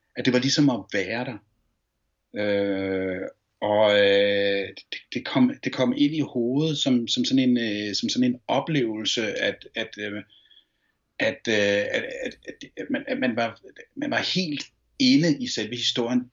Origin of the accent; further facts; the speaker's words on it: Copenhagen, Capital Region of Denmark, Denmark; da jeg voksede op på Ammerbrogade